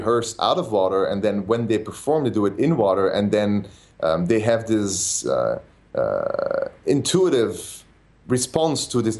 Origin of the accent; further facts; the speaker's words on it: Belgium; I'm from Belgium